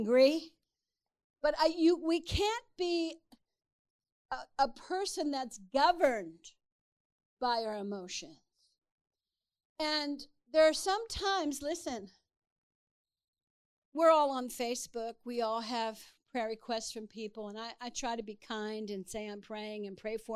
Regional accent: Texas, United States; I'm from Texas.

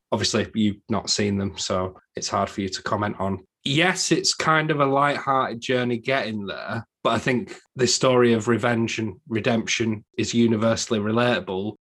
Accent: England, United Kingdom; I'm English

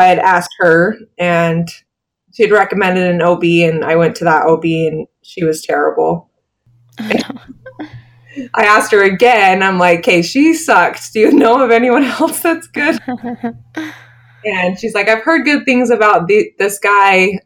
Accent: Utah, United States; also born or lived in Iowa City, Iowa; I grew up in Utah

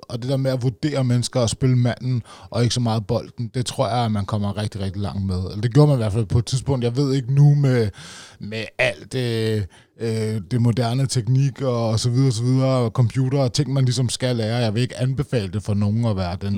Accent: Roskilde, Zealand, Denmark; jeg stammer fra, jeg kan også godt høre det, i Roskilde.

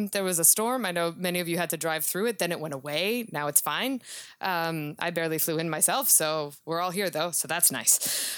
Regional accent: Serbia; Even though I grew up in the former Yugoslavia. And I grew up on sort of classic cowboy Westerns

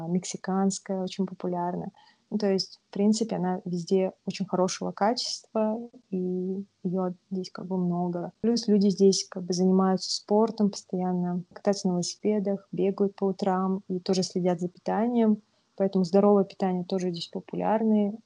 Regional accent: Kazakhstan; moved away as an adult; now in Vancouver, Canada

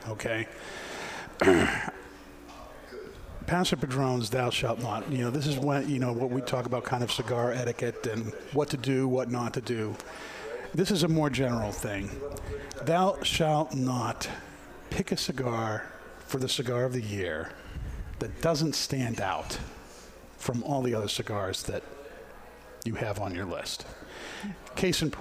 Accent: Massachusetts, United States; Growing up in Massachusetts

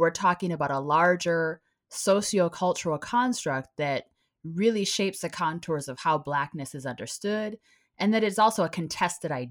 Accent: Minneapolis, Minnesota, United States; moved away; I grew up in the Minneapolis area

